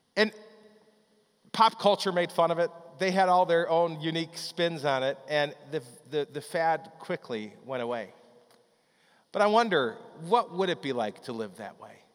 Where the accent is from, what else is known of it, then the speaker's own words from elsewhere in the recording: Chicago, Illinois, United States; When I was growing up in the Chicago area